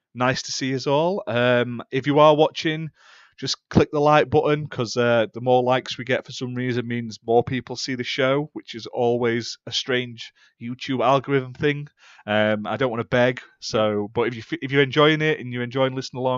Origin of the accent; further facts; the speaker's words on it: England, United Kingdom; I'm from England.